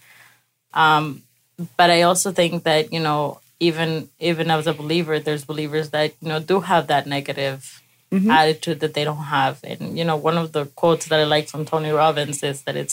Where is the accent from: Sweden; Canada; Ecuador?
Ecuador; moved away; I was raised in Ecuador